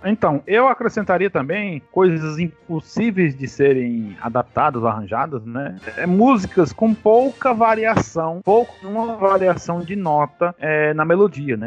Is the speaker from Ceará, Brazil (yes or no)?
yes; Ceará, Brazil; aqui no Ceará a gente chama, a gente tem a macaxeira e a gente tem a mandioca